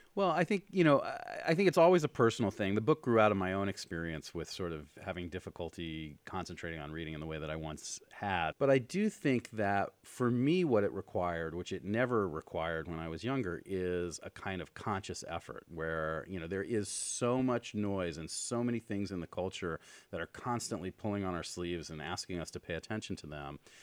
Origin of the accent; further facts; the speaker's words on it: New York, United States; moved away as an adult; now in Los Angeles, United States; I grew up in New York, and I moved here, um, about twenty-four years ago